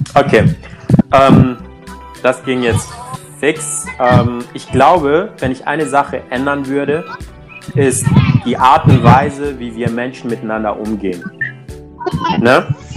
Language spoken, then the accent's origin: German; Togo; now in Cologne, Germany; ich bin selber schwarz, bin in Togo geboren